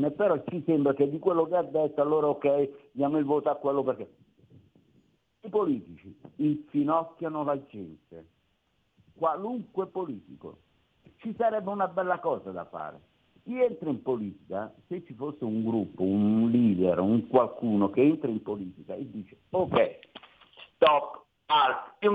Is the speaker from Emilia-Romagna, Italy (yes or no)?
no; Cosenza, Calabria, Italy; parte che parlo con un calabrese perché sono calabrese anch'io. Di dove? Io di Cosenza.